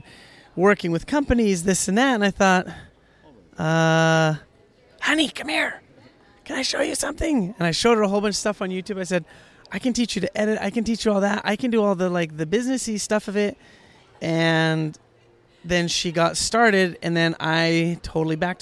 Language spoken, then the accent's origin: English; Hawaii, United States; we are from Hawaii, kids, my wife, born in Hawaii